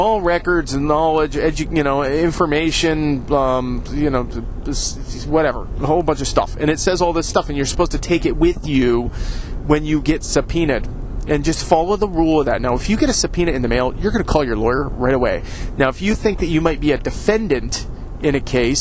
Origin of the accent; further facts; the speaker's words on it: Ohio, United States; I say it weird because I'm from Ohio. That's how we say it here.